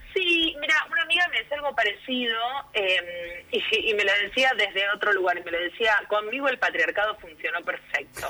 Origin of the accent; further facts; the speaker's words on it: Argentina; el fútbol eh, forma parte de nuestra idiosincrasia como argentinos y argentinas